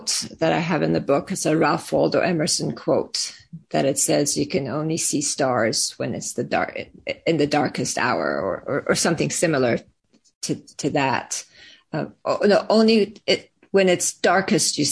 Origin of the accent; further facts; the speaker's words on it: Iran; now in United States; I was born and raised in Iran and then moved to the US